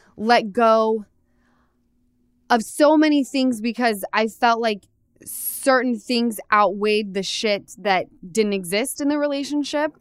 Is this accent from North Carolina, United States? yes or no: no; Utah, United States; I come from Utah